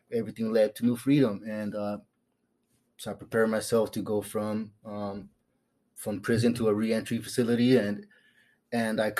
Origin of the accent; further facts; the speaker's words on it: California, United States; moved away as an adult; now in Phoenix, United States; I'm from California. I'm used to the palm trees and the cool weather.